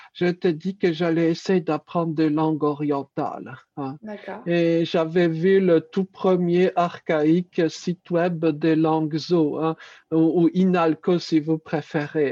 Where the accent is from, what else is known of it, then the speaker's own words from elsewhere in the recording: Paris, Île-de-France, France; Je suis né à Paris